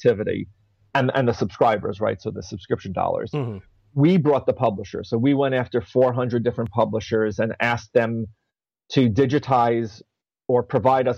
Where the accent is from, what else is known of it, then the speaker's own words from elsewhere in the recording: New York City, New York, United States; I was born and raised mostly in the Bronx.